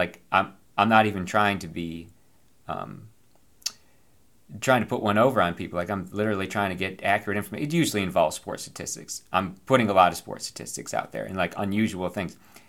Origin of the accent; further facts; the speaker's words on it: Virginia, United States; in my home state of Virginia, it's called George Washington Day.